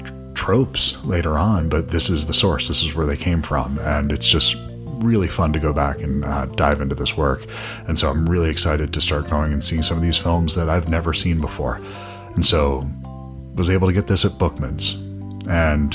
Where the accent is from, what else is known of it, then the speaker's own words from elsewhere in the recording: New Jersey, United States; I was from New Jersey